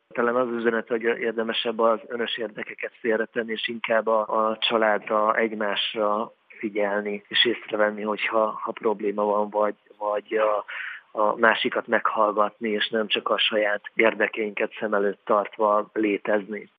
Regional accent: Hungary; ide születtem, itt éltem, itt élek

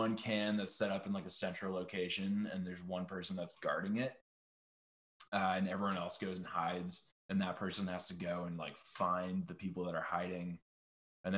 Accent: Yarmouth, Maine, United States; We grew up in Yarmouth, Maine

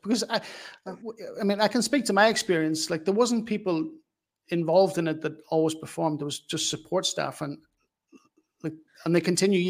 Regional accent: Newry, Northern Ireland, United Kingdom; we come from Newry

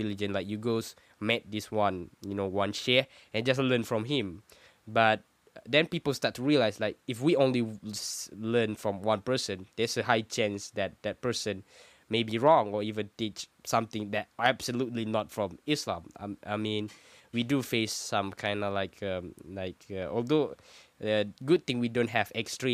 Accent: Malaysia; I'm from Malaysia, and it's a Muslim majority country

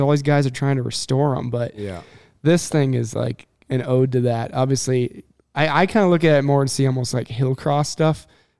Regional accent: Minnesota, United States; I grew up in Minnesota.

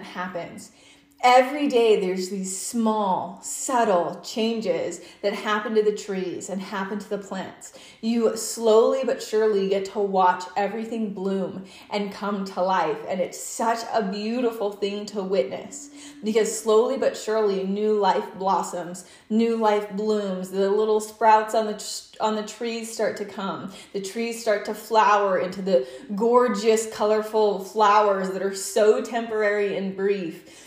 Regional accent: Utah, United States; I'm from Utah

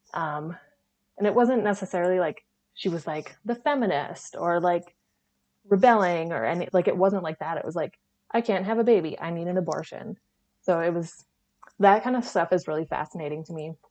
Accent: 30 minutes north of Green Bay, Northeast Wisconsin, United States; I grew up like 30 minutes north of Green Bay, and now like my family lives

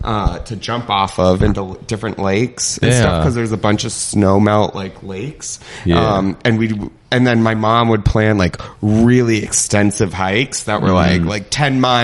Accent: Reno, Nevada, United States; I grew up in Reno, Nevada.

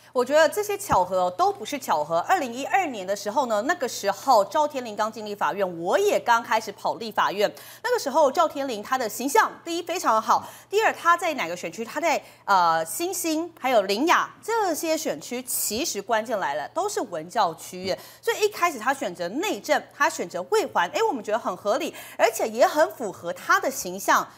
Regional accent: Kaohsiung, Taiwan; 赵天麟他的选区都是在高雄市中心内，我就是高雄人啊

